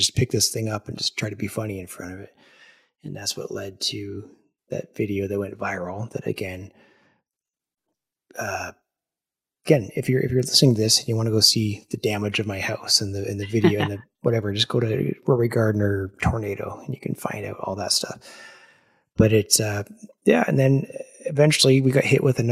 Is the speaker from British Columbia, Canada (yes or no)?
no; Ottawa, Ontario, Canada; my hometown of Ottawa